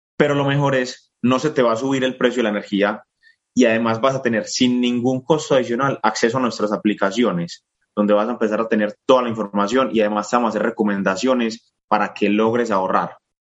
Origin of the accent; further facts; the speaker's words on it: Colombia; soy colombiano, ahora me encuentro en Texas, estaré aquí por el próximo mes y medio